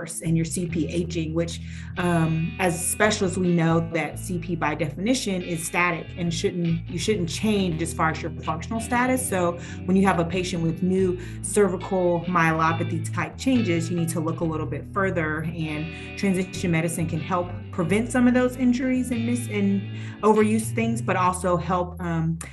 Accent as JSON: {"language": "English", "town": "Houston", "region": "Texas", "country": "United States", "tie": "born or raised there", "moved": "yes", "said": "growing up in Houston for a bit"}